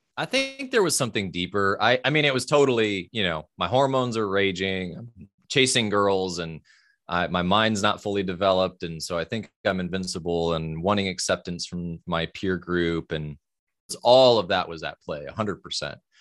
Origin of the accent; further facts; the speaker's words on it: Fort Wayne, Indiana, United States; I grew up in Fort Wayne, Indiana, so Midwest, Midwest boy in the eighties